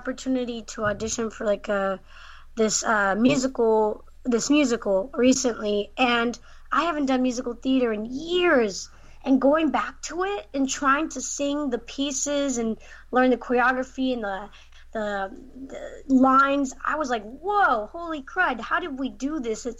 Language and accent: English; the Bay Area, California, United States; I'm from the Bay Area